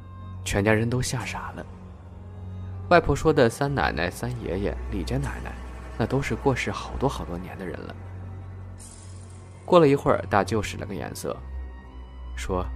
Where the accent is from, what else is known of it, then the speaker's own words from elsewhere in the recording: North China, China; 我是北方人，每年到七月的时候就要收割小麦的，那个时候是乡下孩子最开心的季节